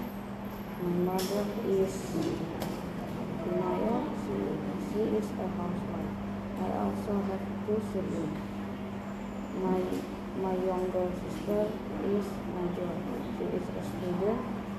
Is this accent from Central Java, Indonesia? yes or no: no; Malang, East Java, Indonesia; now in Jakarta, Indonesia; I am from Malang, but now I live in Jakarta with my family.